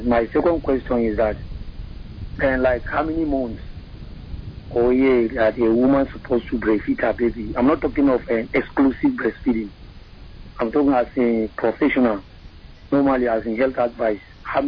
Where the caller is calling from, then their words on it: Akwanga, Nasarawa, Nigeria; calling you from Akwanga.